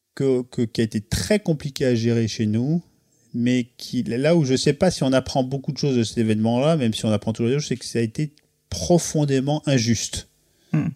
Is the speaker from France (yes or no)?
yes; Pays de Caux, near Fécamp, Normandy, France; also born or lived in Beaufortin; now in Paris, France; je viens aussi du pays de Caux, donc euh, près de Fécamp